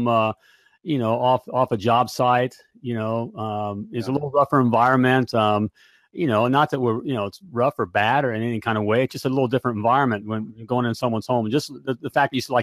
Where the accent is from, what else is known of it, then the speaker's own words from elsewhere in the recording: United States; I'm that American guy